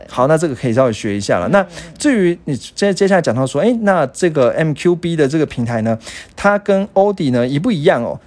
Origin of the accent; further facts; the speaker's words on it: Taiwan; 我们台湾人勤俭持家的风格